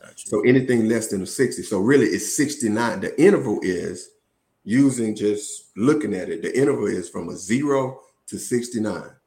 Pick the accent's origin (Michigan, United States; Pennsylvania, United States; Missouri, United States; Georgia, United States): Georgia, United States; Woodland; moved away as an adult; also born or lived in Atlanta, Georgia; I'm originally from Woodland, Georgia, small town outside of uh, Columbus, Georgia, between Columbus and Macon.